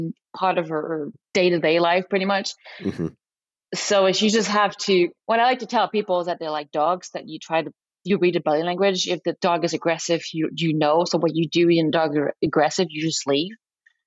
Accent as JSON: {"language": "English", "country": "France", "accent": "very thick French", "second_language": "English", "moved": "yes", "lives_now": "United States", "said": "I'm French, so as you can probably hear it in my very thick accent, I'm very French influenced"}